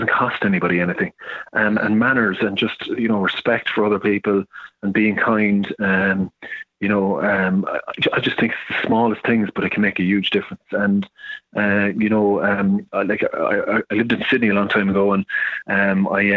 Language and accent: English; Ireland; I'm an Irishman, so I can say this, but the Irish, we're the worst in the world for taking compliments